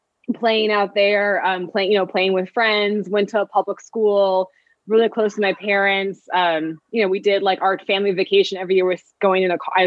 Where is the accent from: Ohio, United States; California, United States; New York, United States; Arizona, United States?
Arizona, United States; Phoenix; I grew up in Phoenix